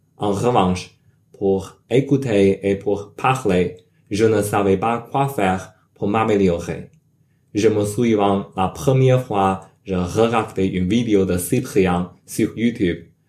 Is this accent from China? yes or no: yes; China; French is a second language; now in United States; Je suis chinois, mais j'habite et travaille comme un ingénieur logiciel aux États-Unis